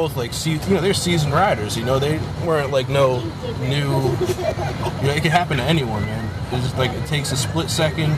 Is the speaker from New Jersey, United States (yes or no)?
yes; Newark, New Jersey, United States; moved away as an adult; also born or lived in Philadelphia; I grew up in Newark, New Jersey, and it's not really a good place